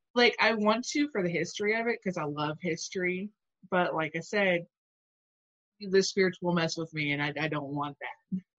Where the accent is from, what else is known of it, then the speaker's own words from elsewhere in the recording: Alabama, United States; moved away; also born or lived in Louisville, Kentucky; the house I grew up in in Alabama